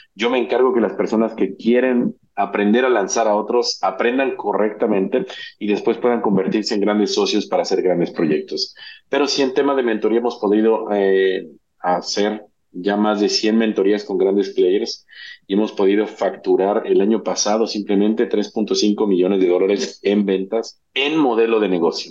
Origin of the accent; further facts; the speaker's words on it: Mexico; soy mexicano